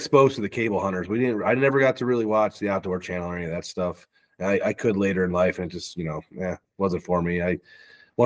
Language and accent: English; Ohio, United States; born or raised there